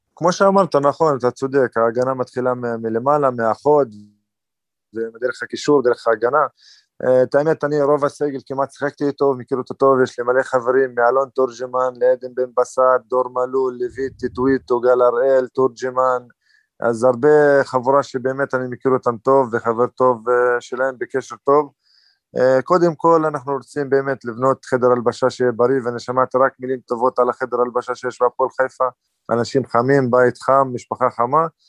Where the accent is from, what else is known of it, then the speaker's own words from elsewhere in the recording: Northern District, Israel; במקור מהצפון, מהרב... אה, חצי שעה מהבית, קרוב לבית, אז אני צפוני במקור